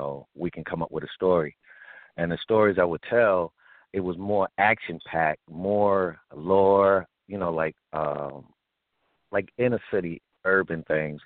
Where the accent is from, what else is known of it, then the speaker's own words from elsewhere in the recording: New York City, New York, United States; growing up in Brownsville